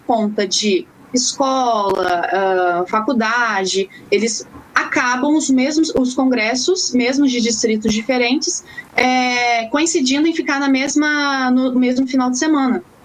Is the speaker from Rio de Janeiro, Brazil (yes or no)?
no; Curitiba, Paraná, Brazil; now in Aracruz, Brazil; moro no Espírito Santo, porém eu sou natural de Curitiba, Paraná